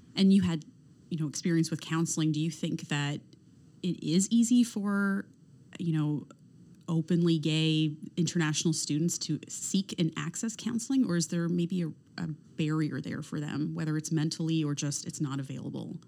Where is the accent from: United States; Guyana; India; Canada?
Canada; being born and raised in Canada